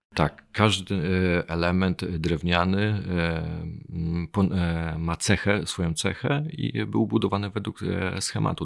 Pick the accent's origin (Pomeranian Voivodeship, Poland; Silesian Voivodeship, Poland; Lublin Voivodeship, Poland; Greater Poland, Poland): Pomeranian Voivodeship, Poland; Chojnice; moved away as an adult; now in Bydgoszcz, Poland; Nie, nie pochodzę z Bydgoszczy, pochodzę e, z Chojnic, ale z Bydgoszczem jestem silnie związany, bo obecnie mieszkam tam